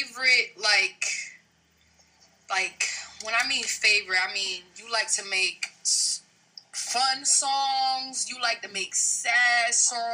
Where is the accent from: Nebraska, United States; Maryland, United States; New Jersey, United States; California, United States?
New Jersey, United States; moved away; also born or lived in Atlanta; I'm from Jersey